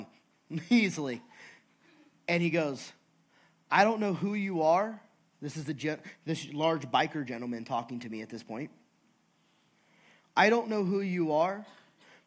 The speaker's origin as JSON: {"language": "English", "region": "California", "country": "United States", "said": "I'm from California."}